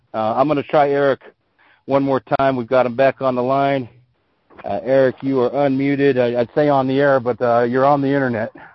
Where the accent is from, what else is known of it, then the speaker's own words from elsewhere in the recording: the Western United States, United States; I grew up in the West, and I live in the in the Western United States right now.